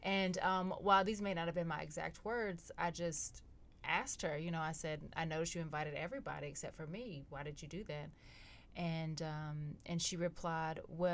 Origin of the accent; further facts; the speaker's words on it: Goldston, North Carolina, United States; also born or lived in Durham, North Carolina; I'm from a small rural town called Golston, North Carolina